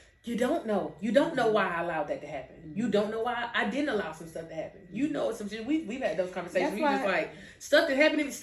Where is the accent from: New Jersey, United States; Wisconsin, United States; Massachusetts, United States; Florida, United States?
Florida, United States; Pensacola; every time I left Pensacola, every single time I came back